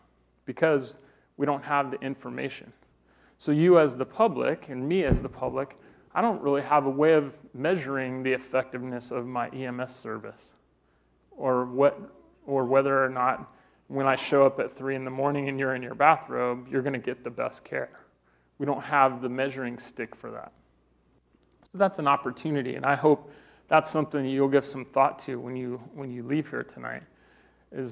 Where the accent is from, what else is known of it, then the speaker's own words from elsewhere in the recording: Colorado, United States; I'm from Colorado, I'm a native